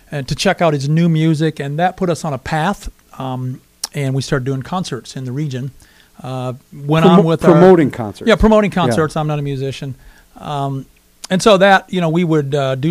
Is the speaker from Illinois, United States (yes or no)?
no; North Carolina, United States; now in Sioux Falls, United States; I was from North Carolina